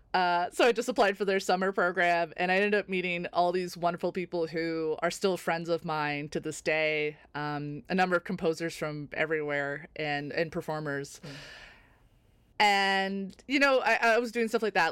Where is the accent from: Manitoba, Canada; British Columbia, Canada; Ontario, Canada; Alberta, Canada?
Ontario, Canada; North Bay; also born or lived in Toronto; I grew up in North Bay, Ontario